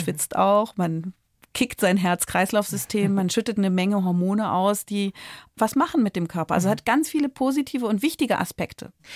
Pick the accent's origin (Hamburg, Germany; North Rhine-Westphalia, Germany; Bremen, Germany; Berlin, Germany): Berlin, Germany; ich komme aus Berlin